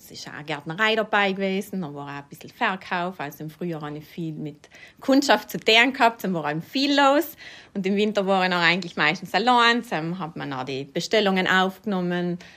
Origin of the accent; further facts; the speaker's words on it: St. Pauls, Trentino-Alto Adige, Italy; now in Bolzano, Italy; Ich komme aus St. Pauls im Überritt. Ich komme von einer landwirtschaftlichen Familie. Also wir haben noch einen Obst- und Weinbau gehabt und jetzt wohne ich in Gries